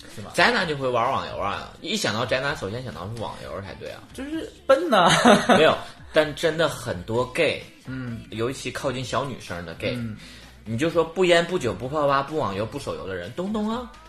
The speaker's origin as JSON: {"language": "Chinese", "region": "Liaoning", "country": "China", "accent": "Liaoning", "said": "辽宁口音还可以"}